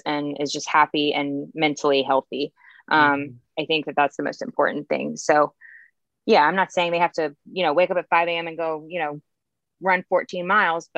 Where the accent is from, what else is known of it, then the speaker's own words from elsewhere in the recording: James Island, South Carolina, United States; also born or lived in Columbia, South Carolina; I'm from here. Yes. I'm from James Island.